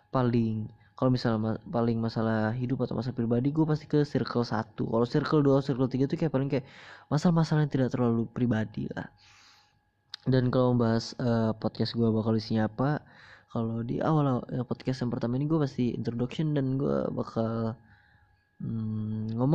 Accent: Banjarmasin, South Kalimantan, Indonesia; born there; Gue dilahirkan di Banjarmasin pada, tang pada tanggal 20 Mei tahun 2003.

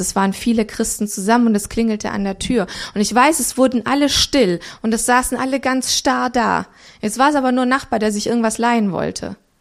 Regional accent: Romania; moved away; ich bin in Rumänien geboren

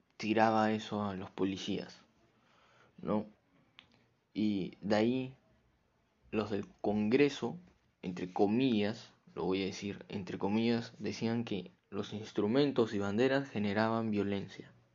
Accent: Peru; acá en mi país, Perú

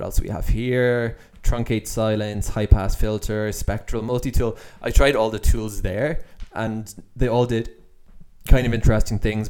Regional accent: Ireland; accent: Irish; my Irish accent comes through

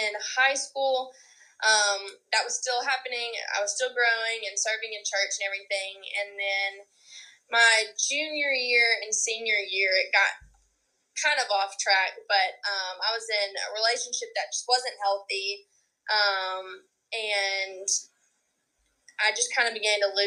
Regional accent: Hattiesburg, Mississippi, United States; I grew up around Hattiesburg

